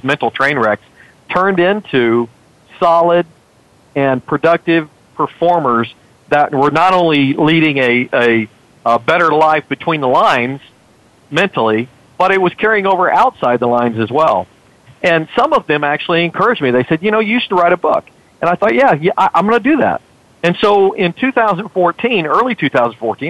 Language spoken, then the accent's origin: English; McAllen, Texas, United States; my hometown, McAllen, Texas, when I was growing up